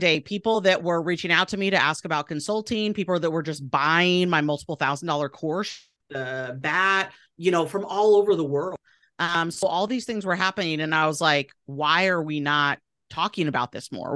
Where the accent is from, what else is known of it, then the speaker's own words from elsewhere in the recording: Portland, Oregon, United States; moved away as an adult; also born or lived in East Coast; now in Boise, United States; my hometown of Portland, Oregon